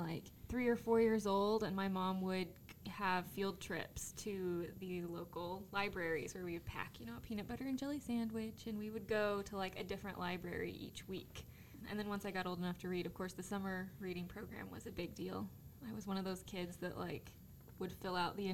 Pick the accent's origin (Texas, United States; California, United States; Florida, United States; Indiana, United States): Indiana, United States; Evansville; Born and raised in Evansville